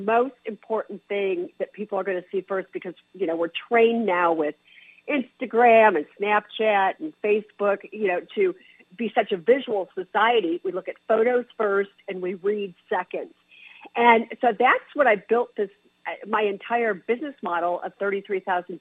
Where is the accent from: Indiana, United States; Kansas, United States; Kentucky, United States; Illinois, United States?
Illinois, United States; Chicago; I grew up in Chicago